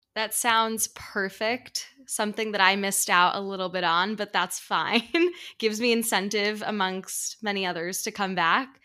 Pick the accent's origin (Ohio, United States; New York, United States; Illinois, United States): New York, United States; he's a fellow New Yorker, so you can imagine how comforting it was for me to meet someone from my hometown